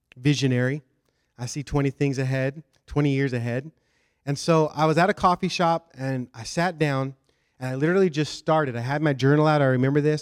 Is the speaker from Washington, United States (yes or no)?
yes; Washington, United States; moved away as an adult; now in Southeast Florida, United States; And we're from Washington State.